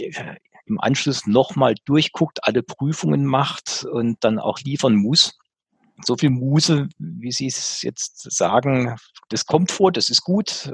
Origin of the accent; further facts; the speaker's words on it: Germany; als Deutscher in Deutschland